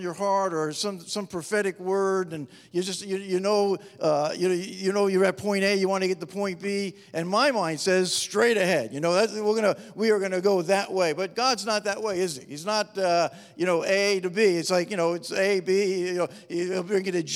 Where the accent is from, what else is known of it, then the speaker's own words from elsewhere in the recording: New York metropolitan area, United States; moved away as an adult; now in Upstate New York, United States; I was brought up in the New York metropolitan area